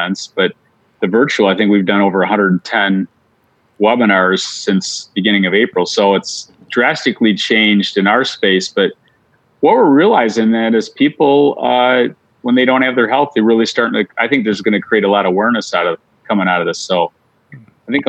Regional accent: Michigan, United States; Growing up, I grew up in Michigan

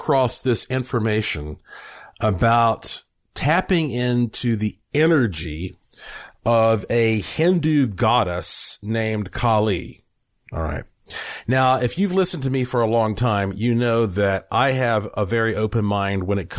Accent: Asheville, North Carolina, United States; moved away as an adult; also born or lived in Puerto Rico; now in Las Vegas, United States; I was born in Asheville, North Carolina, heart of the Blue Ridge Mountains, and I lived there the first 35 years of my life.

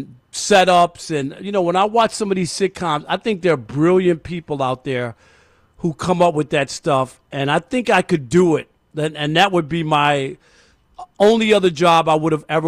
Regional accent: New York, United States; I'm from New York originally

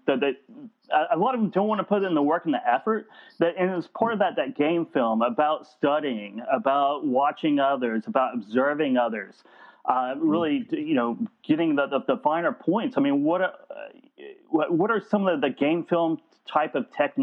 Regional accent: Tulsa, Oklahoma, United States; I was growing up in Tulsa, Oklahoma during that time

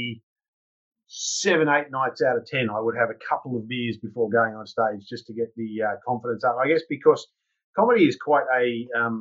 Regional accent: Newcastle, New South Wales, Australia; also born or lived in United Kingdom; now in Noosa, Australia; I'm originally from a town called Newcastle, which is about 2 hours north of Sydney.

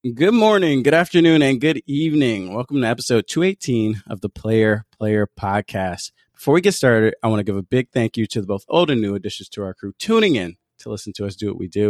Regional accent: Seattle, Washington, United States; it's in my hometown, so it's just a 20 minute walk away

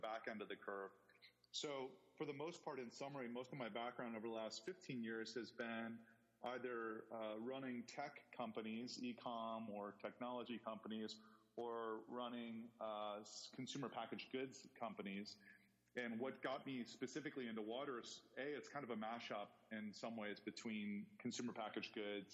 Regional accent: Ohio, United States; moved away as an adult; also born or lived in Indiana; I grew up in Ohio, went to school in Indiana

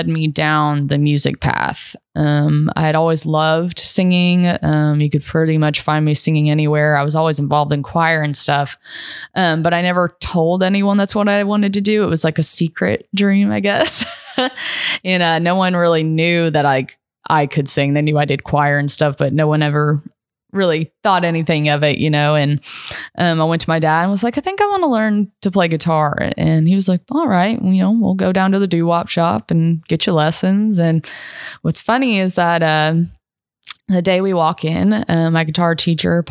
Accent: Lexington, Kentucky, United States; moved away as an adult; now in Spring Hill, United States; I'm originally from Lexington, Kentucky. So that bourbon runs through my veins. But I live down in the Nashville area, specifically Spring Hill

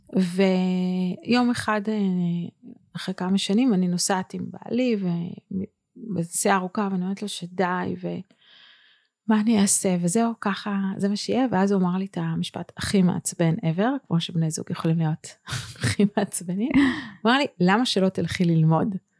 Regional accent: Bethlehem of Galilee, Northern District, Israel; moved away as an adult; also born or lived in Tel Aviv; אני מבית לחם הגלילית

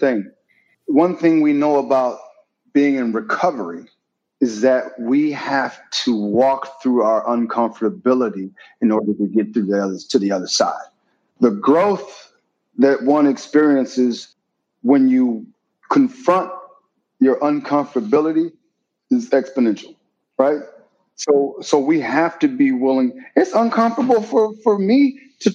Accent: Milwaukee, Wisconsin, United States; now in Beverly Hills, United States; I'm from Wisconsin

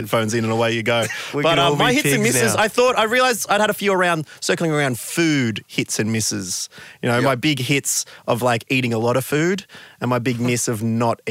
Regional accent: Warrnambool, Victoria, Australia; moved away; I was back in my hometown of Warrnambool

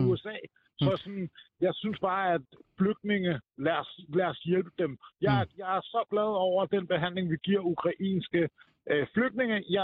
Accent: Denmark; jeg spørger bare som, som dansker.

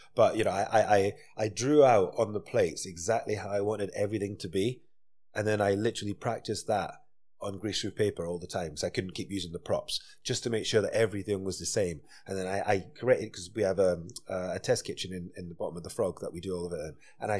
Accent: Dundee, Scotland, United Kingdom; I'm from Dundee.

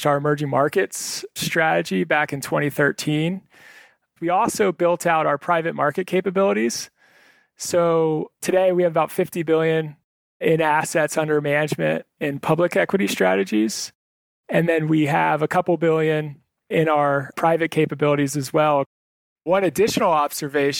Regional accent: Northern Virginia, United States; moved away; I was originally from Northern Virginia.

